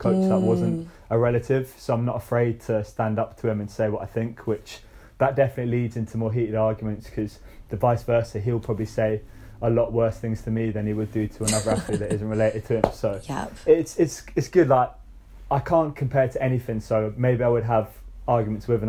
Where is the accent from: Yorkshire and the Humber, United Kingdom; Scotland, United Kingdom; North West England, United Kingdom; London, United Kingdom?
Scotland, United Kingdom; growing up in Scotland